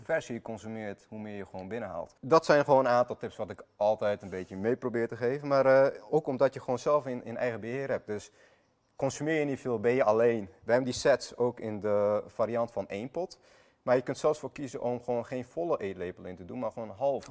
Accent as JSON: {"language": "Dutch", "country": "Iraq", "tie": "born or raised there", "also_born_or_lived": "Armenia (ancestry)", "moved": "yes", "lives_now": "Netherlands", "said": "Ben ik zelf geboren in Irak"}